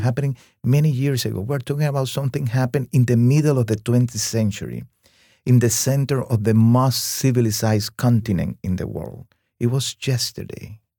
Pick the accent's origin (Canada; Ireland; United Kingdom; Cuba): Cuba; moved away as an adult; also born or lived in Havana, Cuba; now in New York, United States; growing up in Cuba under communism